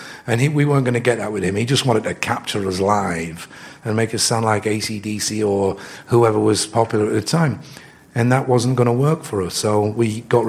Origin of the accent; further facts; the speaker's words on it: Yorkshire and the Humber, United Kingdom; we're from Yorkshire